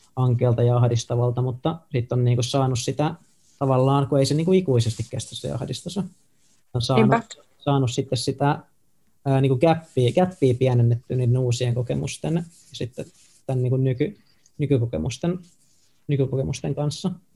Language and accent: Finnish; Tampere, Pirkanmaa, Finland; also born or lived in Nokia, Finland; now in Helsinki, Finland; mäkin oon Tampereelta siis tota, kotoisin sillä no mä oon syntynyt mm. Nokialla, mutta mä niinku identifioidun, että mä oon ihan niinku tamperelainen